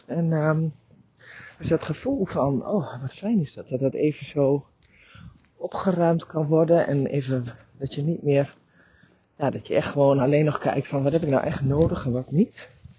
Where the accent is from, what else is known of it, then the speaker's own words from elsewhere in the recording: Drenthe, Netherlands; ik ben Drentse van oorsprong